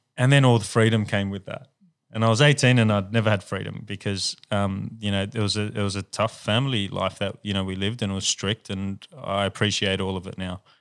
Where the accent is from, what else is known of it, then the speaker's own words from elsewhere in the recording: Sydney, New South Wales, Australia; we grew up in, in the ghetto of Sydney